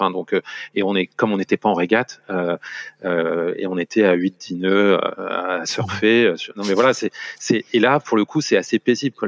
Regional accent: Paris region, Île-de-France, France; moved away as an adult; now in Luxembourg; J'ai passé toute mon enfance et toute ma, globalement, une grande partie de ma vie en région parisienne

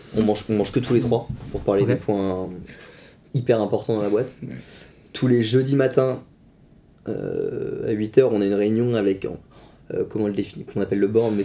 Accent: Vitré, Brittany, France; also born or lived in Poitiers; je suis originaire de Vitré, donc local

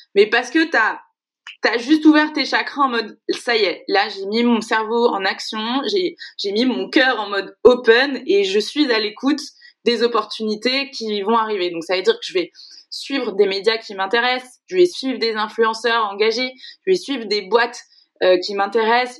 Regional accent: Segré, Pays de la Loire, France; je suis originaire de Segré, une petite ville dans le Maine-et-Loire. Je le dis tout le temps parce que j'estime que c'est là que je suis née

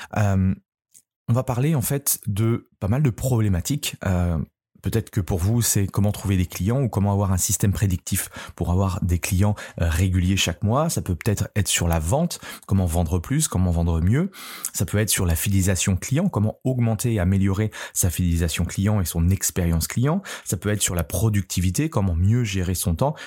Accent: France; chez nous, en France

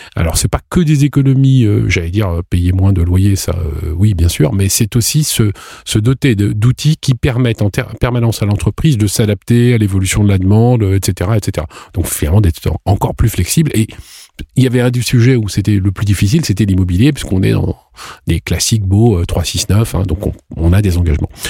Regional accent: France; on est français

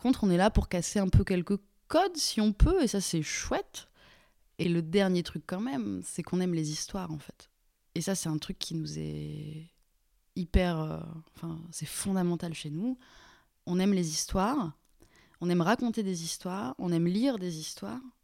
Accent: Lyon region, Auvergne-Rhône-Alpes, France; also born or lived in Mulhouse / Toulouse / Paris; now in Vexin, France; j'ai grandi en région lyonnaise

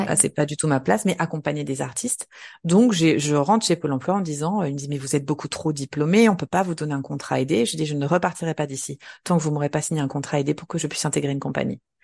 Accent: Nancy, Grand Est, France; moved away as an adult; j'ai grandi en Lorraine, à Nancy. J'y suis restée jusqu'à mes 20 ans

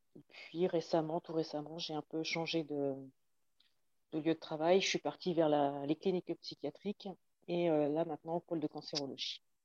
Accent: Magny-Cours, Bourgogne-Franche-Comté, France; j'ai grandi à Nevers-Manicourt, où il y avait euh, le circuit de F1

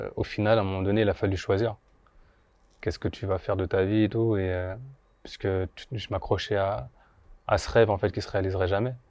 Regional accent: Bondy, Île-de-France, France; also born or lived in Guadeloupe; moi j'ai grandi à Bondy principalement. J'habitais aussi en Guadeloupe un peu, mais j'ai principalement grandi à Bondy

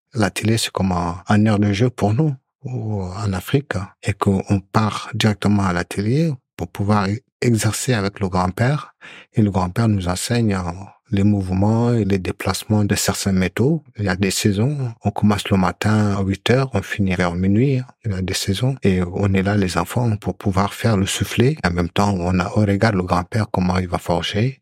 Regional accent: Mauritania; now in France; je suis originaire de la Mauritanie

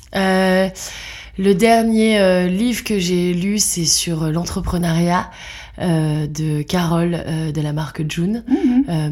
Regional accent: Lille, Hauts-de-France, France; now in Brussels, Belgium; je vis à Bruxelles depuis 12 ans euh, et je suis lilloise d'origine.

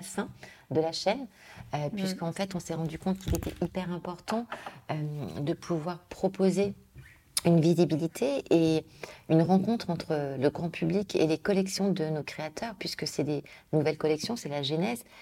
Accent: Lyon, Auvergne-Rhône-Alpes, France; moved away; je suis née à Lyon, je suis partie des années au niveau familial, puis revenu pour mes études

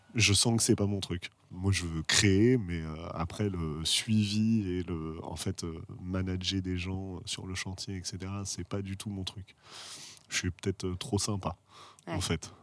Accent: Paris, Île-de-France, France; also born or lived in United States; Je viens de Paris. Je n'ai pas beaucoup bougé

